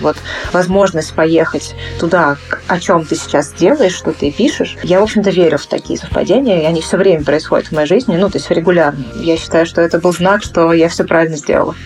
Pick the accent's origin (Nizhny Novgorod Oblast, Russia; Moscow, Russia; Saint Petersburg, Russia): Moscow, Russia; я родилась уже в Москве